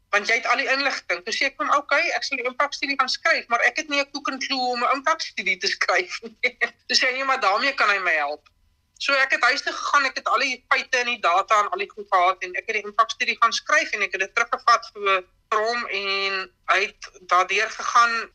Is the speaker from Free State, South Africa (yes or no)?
yes; Smithfield, Free State, South Africa; also born or lived in Bloemfontein; Ek is in Bloemfontein gebore, maar ek het ek het aan Smithfield groot geword.